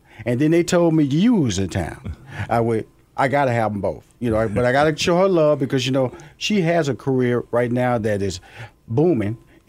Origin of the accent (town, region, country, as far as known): Houston, Texas, United States